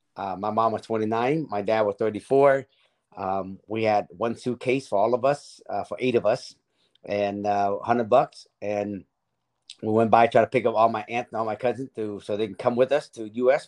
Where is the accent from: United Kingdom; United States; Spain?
United States; Seattle, Washington; also born or lived in Vietnam / Tacoma, Washington; I grew up in Seattle.